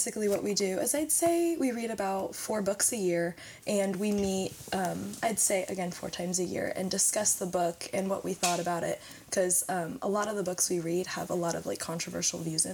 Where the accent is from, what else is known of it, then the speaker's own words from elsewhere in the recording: Dillsboro, Indiana, United States; also born or lived in Batesville, Indiana / Aurora, Indiana; now in Sunman, United States; I was born in Batesville. I grew up in Dillsboro, Indiana, and I now reside in Sunman